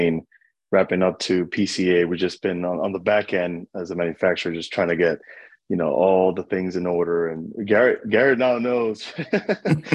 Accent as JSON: {"language": "English", "town": "New York City", "region": "New York", "country": "United States", "tie": "born or raised there", "moved": "as an adult", "lives_now": "Sacramento, United States", "said": "I grew up in Washington Heights. Uptown."}